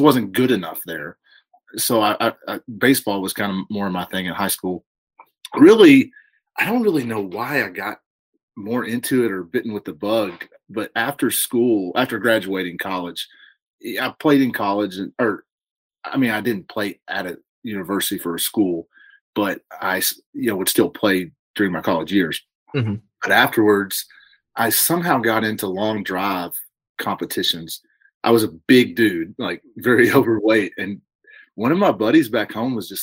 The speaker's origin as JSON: {"language": "English", "town": "Horse Cave", "region": "Kentucky", "country": "United States", "tie": "born or raised there", "also_born_or_lived": "Louisville, Kentucky", "said": "a childhood we grew up in Horse Cave, Kentucky, down in Hart County"}